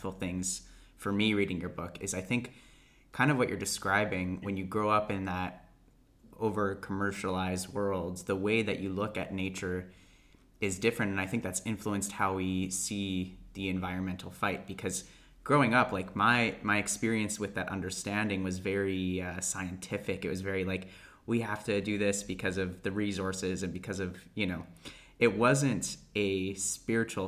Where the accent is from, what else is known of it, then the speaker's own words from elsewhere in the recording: Alberta, Canada; I grew up in Alberta